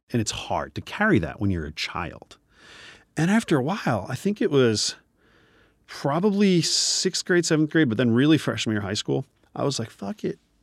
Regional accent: New Jersey, United States; moved away as an adult; also born or lived in Nigeria; now in Los Angeles, United States; I am a Nigerian born Indian man, grew up in New Jersey, uh, living out in Los Angeles

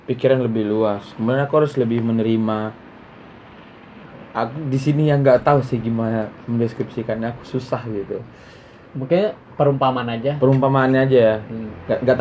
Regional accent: Batam, Riau Islands, Indonesia; ya kenapa kok aku dari Batam rupanya

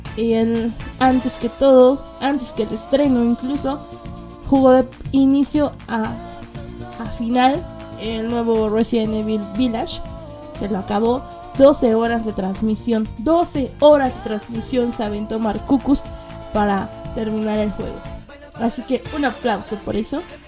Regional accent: Mexico City, Mexico; accent: chilango; yo transmito desde la Ciudad de México. Mexicana, digo, mi voz es más que mexicana, ¿verdad? Mi acento más chilango

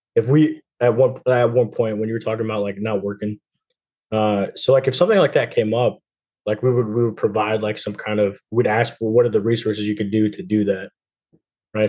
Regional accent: New Jersey, United States; moved away; I'm from New Jersey, so I'm close to to Connecticut.

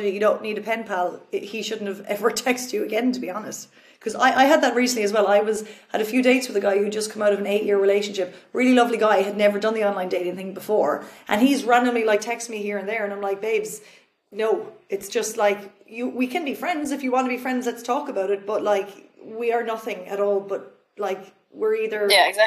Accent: Cork, Munster, Ireland; now in Berlin, Germany; I'm from Cork

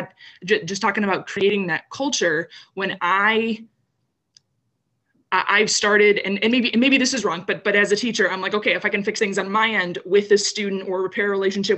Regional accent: Downers Grove, Illinois, United States; I grew up in Downers Grove, which is another suburb of Western Chicago

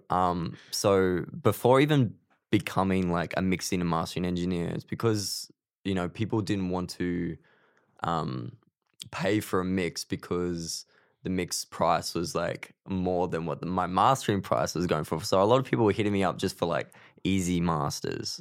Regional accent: Queensland, Australia; moved away as an adult; now in Melbourne, Australia; I'm originally from Queensland.

